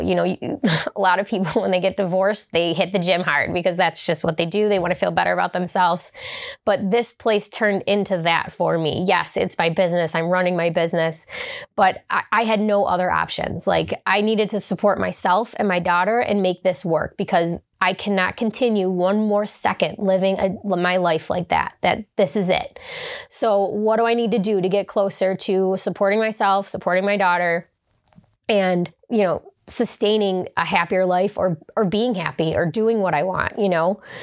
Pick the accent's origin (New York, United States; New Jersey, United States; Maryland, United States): New York, United States; Hamburg; I grew up in Hamburg. I'm from Hamburg.